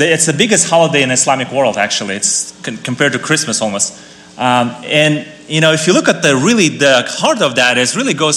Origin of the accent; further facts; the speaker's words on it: Kazakhstan; now in United States; I come from Kazakhstan. So, when I meet people and tell them I'm from Kazakhstan